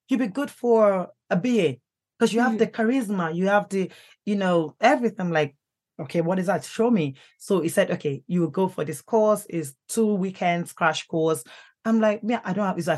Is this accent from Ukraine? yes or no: no; United Kingdom; Let me go to Nigeria. At least I'm British.